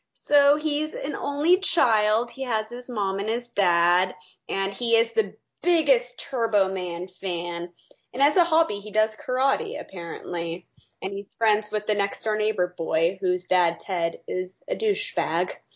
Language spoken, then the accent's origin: English; Arizona, United States; now in Texas, United States; I live in Texas now, but I'm from Arizona